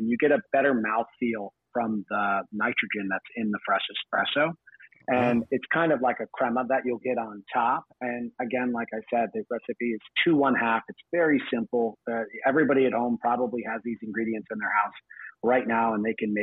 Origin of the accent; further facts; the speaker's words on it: New Jersey, United States; moved away as an adult; also born or lived in New York / Australia; I'm originally from New Jersey. I grew up there.